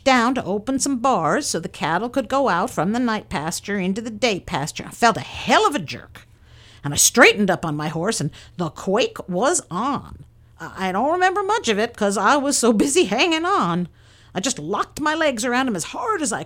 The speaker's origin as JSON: {"language": "English", "town": "Point Arena", "region": "California", "country": "United States", "tie": "born or raised there", "also_born_or_lived": "Alameda, California", "said": "I was born on May the 8th, 1881, in Alameda, and I came up to Point Arena in the fall of 1886 when I was 5 years old."}